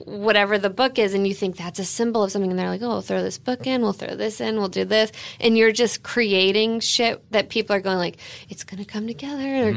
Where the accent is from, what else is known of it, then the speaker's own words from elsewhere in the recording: Arcadia, California, United States; also born or lived in New York; I was born in Arcadia, so kind of nearby.